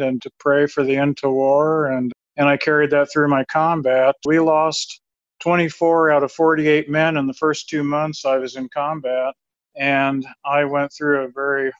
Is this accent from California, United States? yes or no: no; Lincoln, Nebraska, United States; I grew up in Nebraska, Lincoln, Nebraska